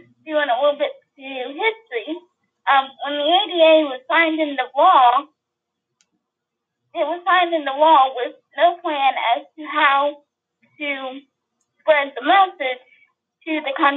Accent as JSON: {"language": "English", "town": "Mobile", "region": "Alabama", "country": "United States", "said": "I'm from Mobile, Alabama"}